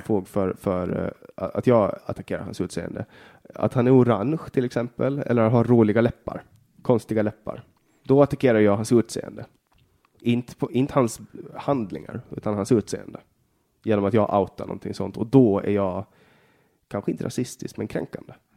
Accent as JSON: {"language": "Swedish", "country": "Åland Islands", "tie": "born or raised there", "said": "Jag är född på Åland och bara Åland"}